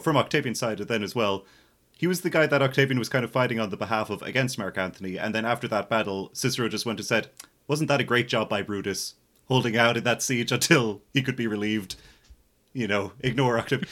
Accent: Ireland; as an Irish millennial

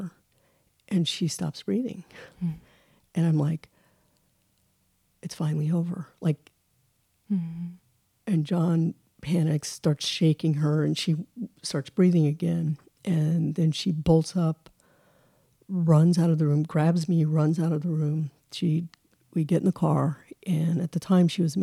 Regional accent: Colorado, United States; also born or lived in Texas; I grew up in Colorado

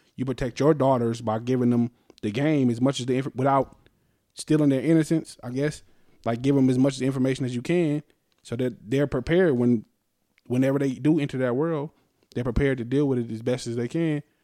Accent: Las Vegas, Nevada, United States; we're from Vegas

